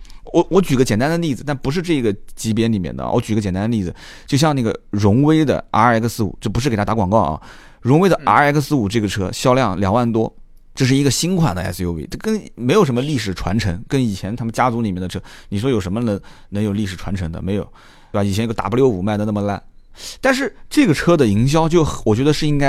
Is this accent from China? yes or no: yes; China; 就我我们我们这个也没啥移民，我们就是土生土长。你像我就当地土生土长，你可能在上海打拼，但是老家的那个根还在那个位置